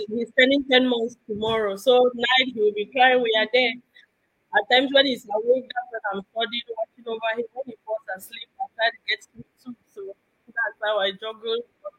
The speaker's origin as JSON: {"language": "English", "country": "Cameroon", "moved": "yes", "lives_now": "Maryland, United States", "said": "I'm from Cameroon."}